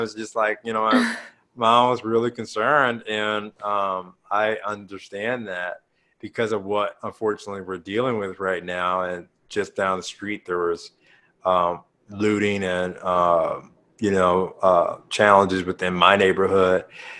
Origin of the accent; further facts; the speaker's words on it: St. Louis, Missouri, United States; we grew up in St. Louis.